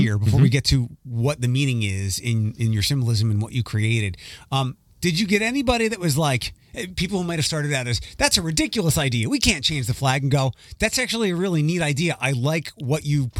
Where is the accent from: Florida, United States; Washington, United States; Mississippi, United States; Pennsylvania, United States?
Pennsylvania, United States; Philadelphia; I'm from Philadelphia, you think?